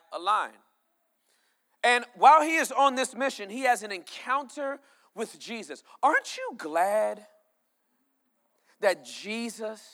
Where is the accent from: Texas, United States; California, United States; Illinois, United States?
California, United States; I was born and raised in California.